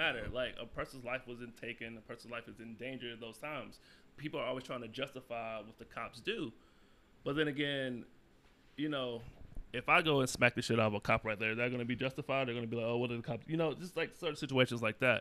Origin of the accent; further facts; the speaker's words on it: North Carolina, United States; moved away; growing up in the South, back in North Carolina